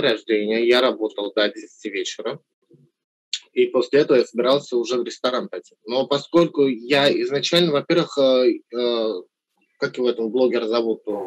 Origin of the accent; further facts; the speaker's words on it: Armenia; moved away; соотечественникам в Армении